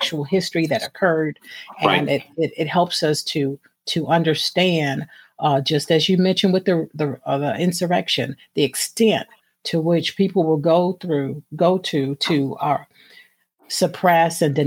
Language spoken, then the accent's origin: English; East Coast of North Carolina, United States; I'm from the East Coast of North Carolina